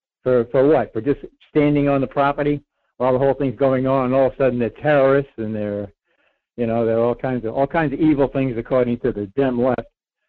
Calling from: Rhode Island, United States; Hey, Mike. It's … in Rhode Island.

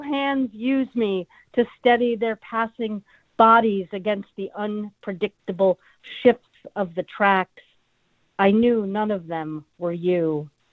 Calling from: Olympia, Washington, United States; I'm calling from Olympia, Washington

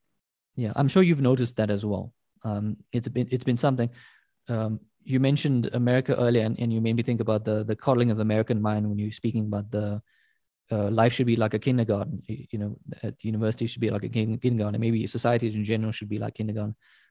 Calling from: South Africa; I'm speaking from South Africa. I teach at a South African university.

